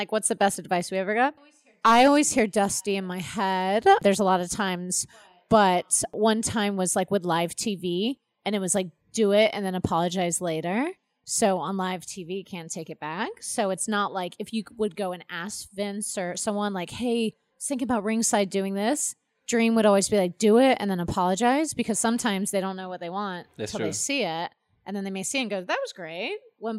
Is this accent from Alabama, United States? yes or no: no; North Carolina, United States; But I'm not even built from there. I'm built from North Carolina.